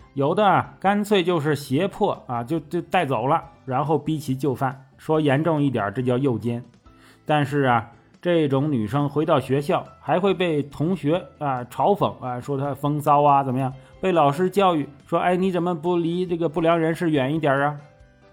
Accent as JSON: {"language": "Chinese", "region": "Northeast China", "country": "China", "tie": "born or raised there", "said": "作为东北农村出生的"}